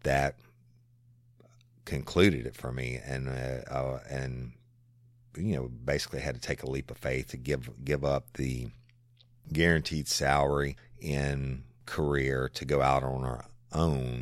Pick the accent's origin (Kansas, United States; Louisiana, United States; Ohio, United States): Louisiana, United States; South; also born or lived in Tennessee / Florida / Texas / Dallas; I am, you know, born and raised in South Louisiana, and it will always be home